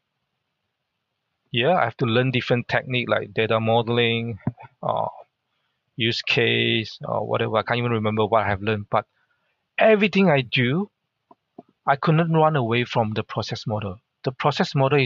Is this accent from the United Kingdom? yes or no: no; Mersing, Johor, Malaysia; first language Hakka; English is a second language; moved away as an adult; also born or lived in Singapore; now in Australia; everyone know everyone in the little town called Mersing